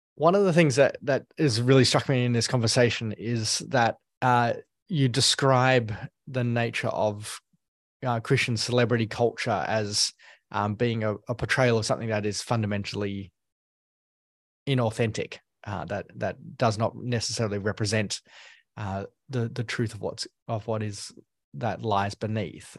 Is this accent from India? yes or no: no; Australia; as an Australian, uh, Hillsong was always on the radar when, when I was growing up